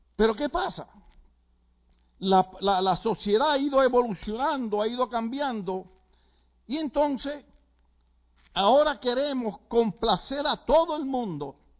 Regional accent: Puerto Rico; moved away; en Puerto Rico usted sabe que lo que nos gusta es la salsa

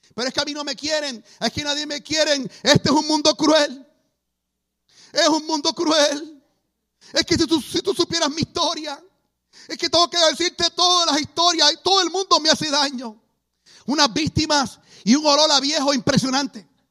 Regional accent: Puerto Rico; Nací en Puerto Rico.

